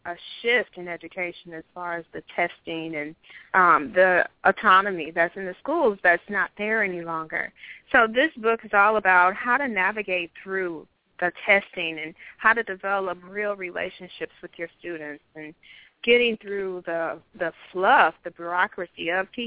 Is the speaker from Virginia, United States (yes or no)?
no; St. Louis, Missouri, United States; also born or lived in Hamburg, Germany; I was born in Hamburg, but we moved immediately back to the States once I was born. So, of course, I was the daughter of a military. We made our way back. I've been in St. Louis ever since